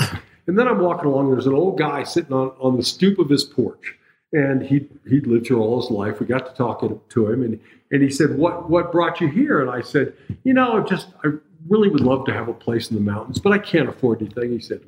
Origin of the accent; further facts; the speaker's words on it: Turkey; also born or lived in Europe; I grew up in Europe mostly and in Turkey when I was a kid and going to high school and everything.